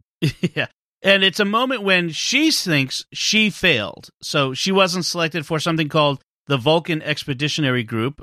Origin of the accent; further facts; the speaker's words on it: Boston area, Massachusetts, United States; I don't actually live in Boston, but if I'm on the other side of the galaxy and someone asks where I'm from, I say I'm from Boston.